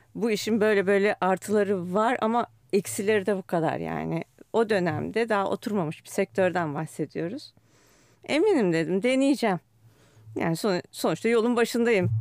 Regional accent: Istanbul, Turkey; Büyükada'da büyüdüm.

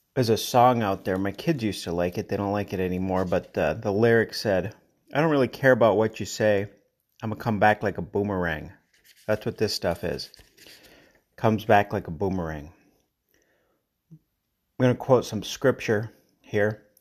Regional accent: Colorado, United States; I'm from Colorado

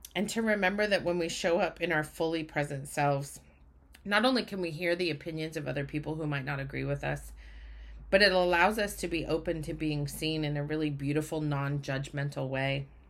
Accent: Utah, United States; moved away as an adult; now in Oregon, United States; I grew up in Utah. I now live in Oregon, but I grew up in Utah.

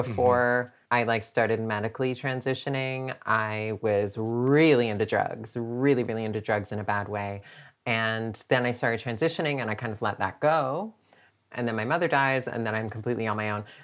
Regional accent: Canada; which in Canada we call an apartment

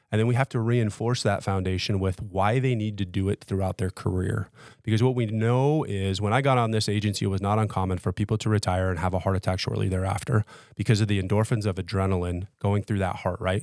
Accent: Las Vegas, Nevada, United States; born and raised in Las Vegas

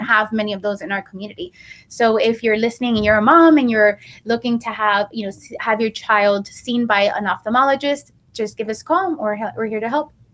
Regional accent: Miami, Florida, United States; also born or lived in New York; I was raised in Miami. I came at the age of five

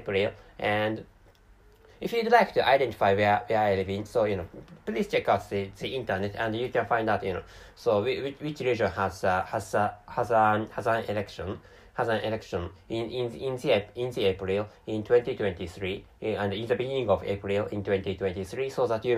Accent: Japan; first language Japanese; English is a second language; also born or lived in Tokyo

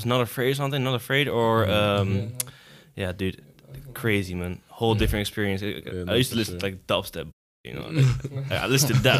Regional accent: Amsterdam, North Holland, Netherlands; I'm born and raised in Amsterdam. You know, whole life here.

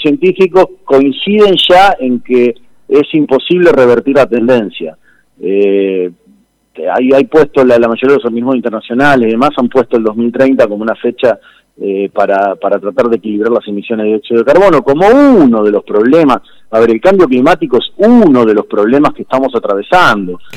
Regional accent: Argentina

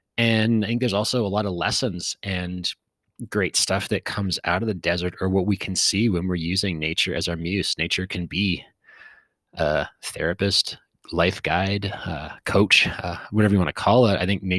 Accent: West Coast, United States; You know, I grew up on the West Coast, and there's a lot of green.

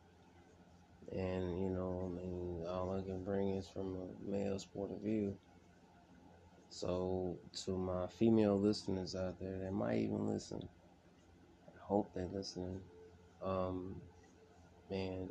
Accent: California, United States; I'm from Cali. California. I'm not gonna say I'm from Los Angeles. No, from a small part of California

